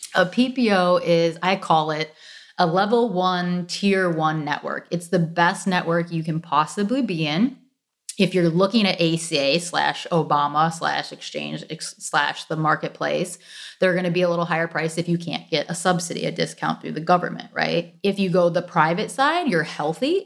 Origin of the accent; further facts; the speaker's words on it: suburbs south of Detroit, Michigan, United States; moved away as an adult; also born or lived in South Florida; now in Florida, United States; born and raised in Michigan, um, south of Detroit, suburbs south of Detroit